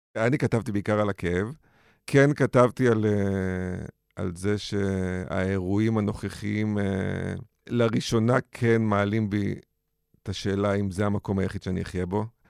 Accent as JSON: {"language": "Hebrew", "country": "Israel", "said": "בתור ישראלי"}